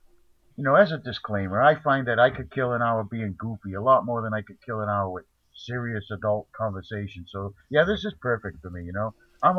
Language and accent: English; New England, United States; also born or lived in South Carolina; I mean, I come from New England. Actually, I was born in South Carolina, so, you know, it doesn't matter to me.